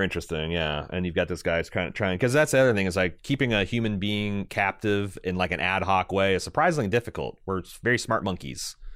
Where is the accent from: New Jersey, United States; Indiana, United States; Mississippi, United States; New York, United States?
Indiana, United States; I'm from Indiana, and they all talk about the corn, but in, in, in my hometown, it was, it was beans